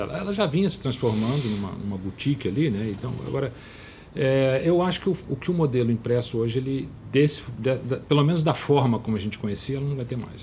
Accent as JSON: {"language": "Portuguese", "town": "Teresópolis", "region": "Rio de Janeiro", "country": "Brazil", "tie": "born or raised there", "moved": "as an adult", "lives_now": "Rio de Janeiro, Brazil", "said": "Teresópolis é, é, é um lugar que eu fui criado"}